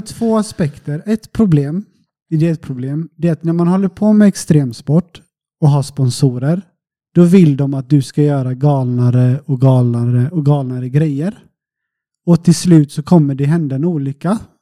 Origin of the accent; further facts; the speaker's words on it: Sweden; now in Portugal; så var jag hemma i Sverige en sväng. Jag brukar vara hemma på sommaren